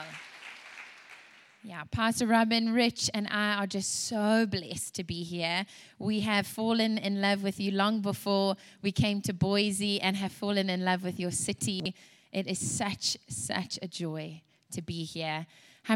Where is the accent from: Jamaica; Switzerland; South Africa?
South Africa; also born or lived in Louisiana, United States; now in United States; And you can hear from my accent as well. I was raised in South Africa. I was actually born in Louisiana